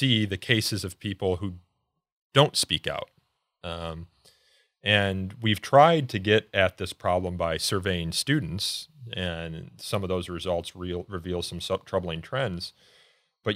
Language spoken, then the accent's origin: English; Elmhurst, Illinois, United States; I grew up in Elmhurst, which is a western suburb